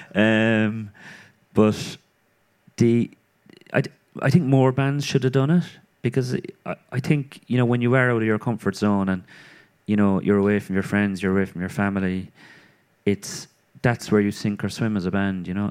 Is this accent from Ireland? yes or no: yes; Cork, Munster, Ireland; born or raised there